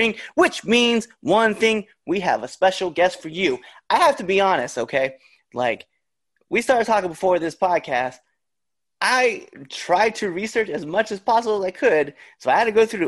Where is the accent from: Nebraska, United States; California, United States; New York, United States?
Nebraska, United States; moved away; I'm from Nebraska originally.